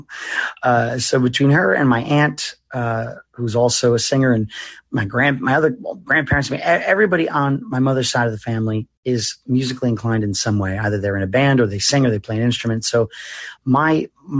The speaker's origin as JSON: {"language": "English", "town": "Westerly", "region": "Rhode Island", "country": "United States", "tie": "born or raised there", "moved": "yes", "said": "I grew up in Westerly, Rhode Island, which is a small little town right on the border of Connecticut and right on the ocean."}